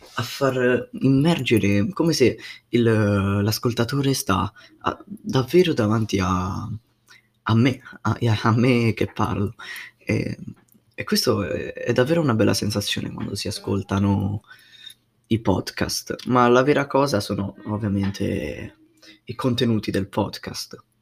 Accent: Rome, Lazio, Italy; vengo da Roma, ho 15 anni

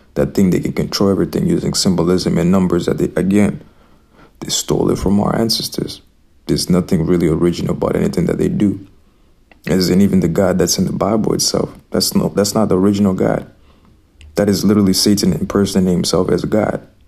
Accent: Zimbabwe; I grew up in Zimbabwe.

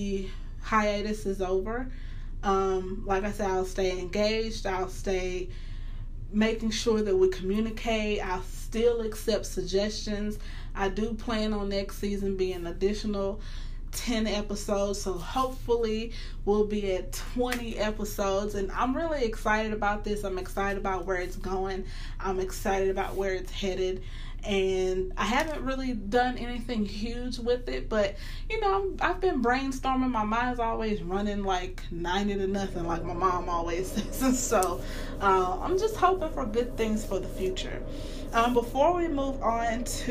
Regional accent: the South, United States; I'm from the South

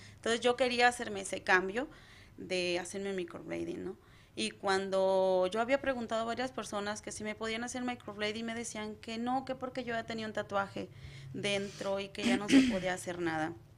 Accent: Acaponeta, Nayarit, Mexico; moved away as an adult; now in United States; Soy de Nayarit, desde eh, Caponeta, Nayarit, soy Cora Huichol

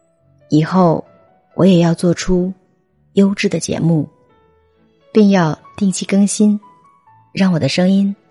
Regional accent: Wuxi, Jiangsu, China; 是女人课堂主播孵化学员，我来自江苏无锡，是一名自由创业者。

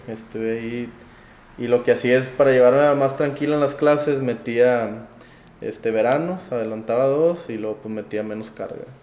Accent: Monterrey, Nuevo León, Mexico; also born or lived in Piedras Negras, Coahuila; nací aquí en Piedras, Piedras Negras, eh, toda mi vida, casi toda mi vida, viví en Monterrey

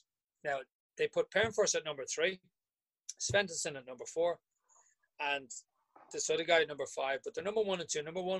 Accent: Ireland; as a kid growing up in Riversdale

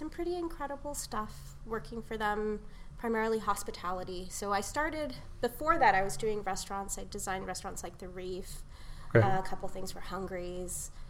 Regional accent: El Paso, Texas, United States; moved away as an adult; now in Houston, United States; I was born and raised in El Paso.

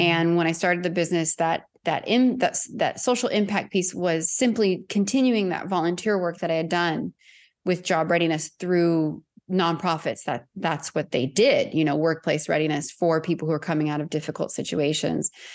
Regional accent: Southern California, United States; moved away as an adult; I was born and raised in Southern California. and lived in my hometown until I left in twenty twenty

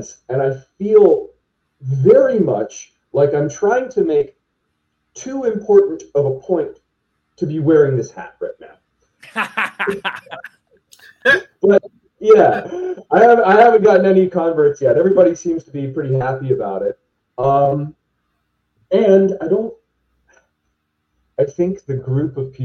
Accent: Pennsylvania, United States; now in Ohio, United States; As a perspective as a Pennsylvanian, right? When I grew up in Pennsylvania

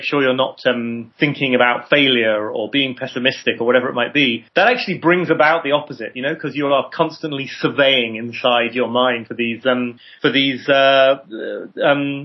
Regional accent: United Kingdom; I'm British too

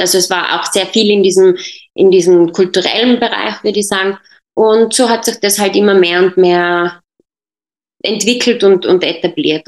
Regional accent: Tyrol, Austria; also born or lived in Jordan; meine Mutter ist äh, Tirolerin und bin dann aber mit äh, viereinhalb Jahren nach Österreich ge gekommen mit meiner Familie und in Tirol aufgewachsen

